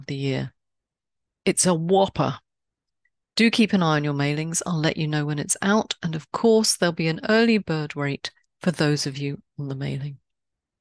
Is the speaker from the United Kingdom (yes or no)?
yes; London, United Kingdom; moved away; I grew up in a time when my London street knew its bobby